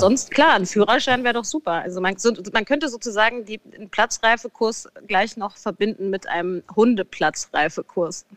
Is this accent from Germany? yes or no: yes; Frankfurt, Hesse, Germany; in Frankfurt übrigens, wo ich ja immer noch wohne